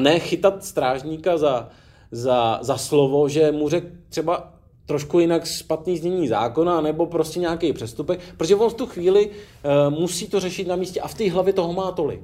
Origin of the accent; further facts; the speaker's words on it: Czechia; my jako Češi